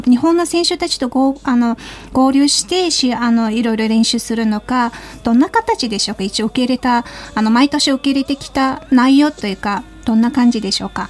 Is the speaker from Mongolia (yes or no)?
yes; Mongolia; now in Japan; モンゴル人